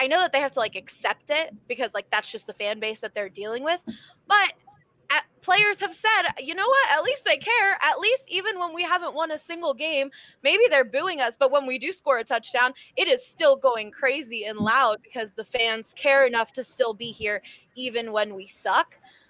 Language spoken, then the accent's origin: English; Philadelphia, Pennsylvania, United States; Okay, so obviously I'm from Philadelphia, grew up there.